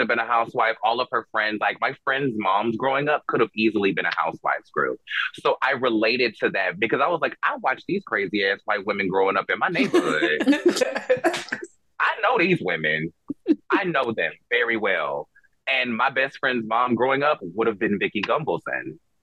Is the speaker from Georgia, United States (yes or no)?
yes; Georgia, United States; I grew up in the suburbs of Georgia